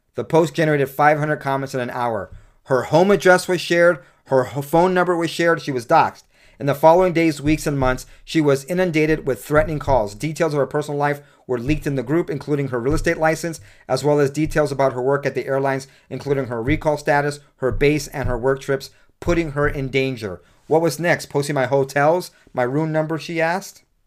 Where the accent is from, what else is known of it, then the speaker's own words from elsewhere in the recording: United States; I'm an American